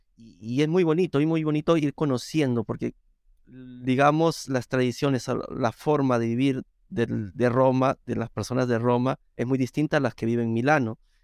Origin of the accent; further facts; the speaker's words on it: Lima, Peru; moved away as an adult; now in Rome, Italy; yo soy de Perú, eh, soy nacido en Lima, en la misma capital de Perú.